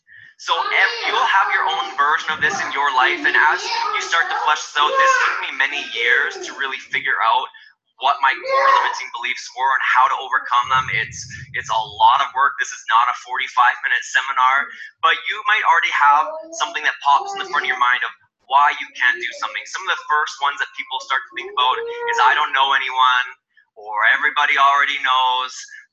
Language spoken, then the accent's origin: English; Canada; I'm Canadian, so I started building before Canada was launched as an official market.